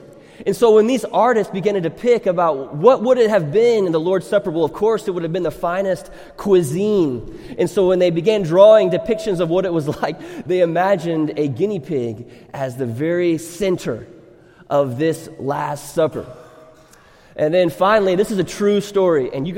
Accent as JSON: {"language": "English", "country": "Thailand", "tie": "born or raised there", "said": "when I grew up in Thailand as a missionary kid"}